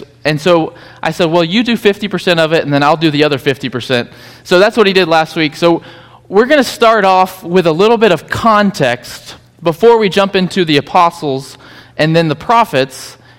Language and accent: English; Georgia, United States; Whenever I cross the Georgia line, it comes back out sometimes, but it's not that bad anymore. But when I grew up in Georgia, there was, every time it rained in our yard, hundreds of piles of dirt full of ants.